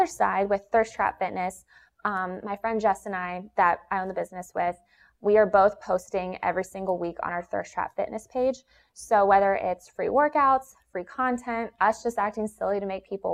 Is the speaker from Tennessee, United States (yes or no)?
no; Atlanta, Georgia, United States; I was born and raised in Atlanta, Georgia